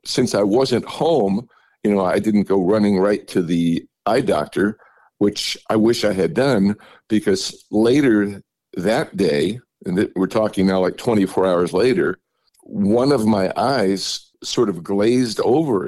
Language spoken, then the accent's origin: English; New York City, New York, United States; moved away; as I was growing up in New York City